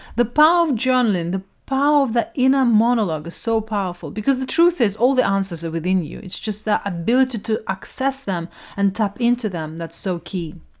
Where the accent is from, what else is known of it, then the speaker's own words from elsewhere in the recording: Russia; moved away; I grew up in Russia in a quite, um, quite a stern society